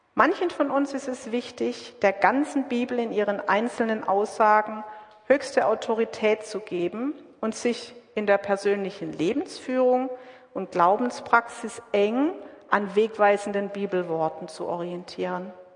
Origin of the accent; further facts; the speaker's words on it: Southern Germany, Germany; now in Witten, Germany; Ich zum Beispiel bin aus Süddeutschland